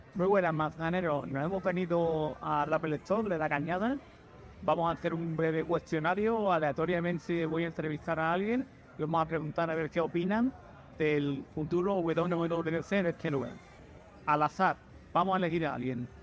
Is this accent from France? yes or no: no; Albacete, Castilla-La Mancha, Spain; soy natural de Albacete